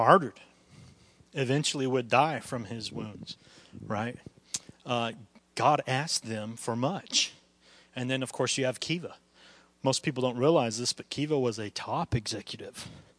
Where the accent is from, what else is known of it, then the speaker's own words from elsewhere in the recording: United States; we are as American Christians